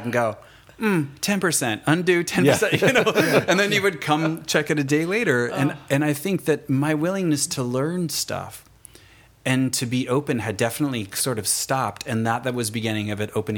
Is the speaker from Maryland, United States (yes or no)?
no; Fontana, California, United States; I'm from Fontana, California.